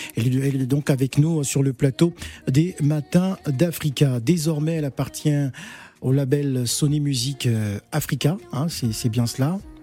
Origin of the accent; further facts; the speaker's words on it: Gabon; je suis Gabonais